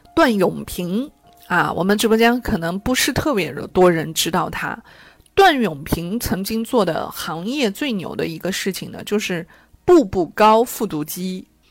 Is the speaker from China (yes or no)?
yes; China; 我们中国人从小到大，确实的就是被看见，被肯定